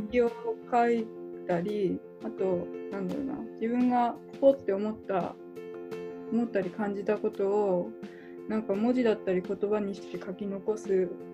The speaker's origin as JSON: {"language": "Japanese", "region": "Miyagi", "country": "Japan", "tie": "born or raised there", "moved": "yes", "lives_now": "Kyoto, Japan", "said": "私は宮城県出身で、今は京都に住んでいる"}